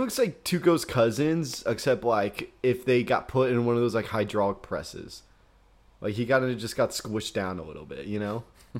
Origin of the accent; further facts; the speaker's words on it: Midwest, United States; We are from the Midwest. That's our qualifications.